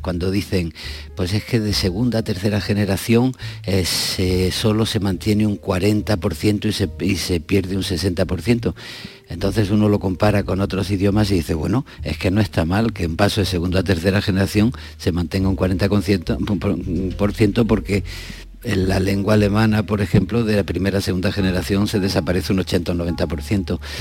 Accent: Andalusia, Spain; Santiago y yo somos andaluces

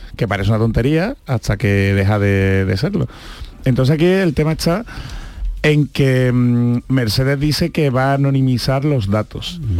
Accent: Andalusia, Spain; accent: Andalusian; los que tenemos un acento marcado, como puede ser el andaluz

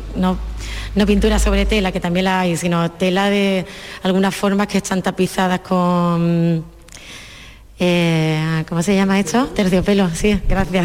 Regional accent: Andalusia, Spain; muy de mi tierra, muy de Andalucía

